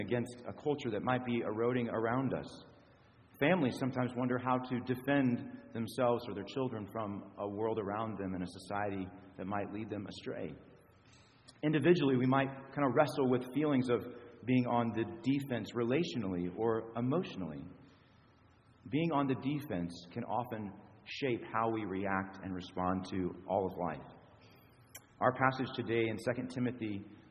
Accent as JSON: {"language": "English", "town": "Springfield", "country": "United States", "tie": "born or raised there", "moved": "yes", "said": "back in my hometown of Springfield"}